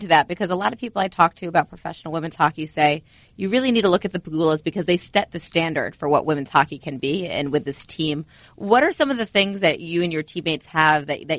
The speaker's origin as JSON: {"language": "English", "country": "United States", "said": "As a terrible American"}